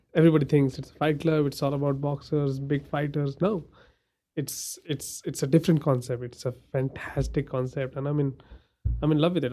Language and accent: English; India; now in Amarillo, United States; I'm from India and my religion is Hindu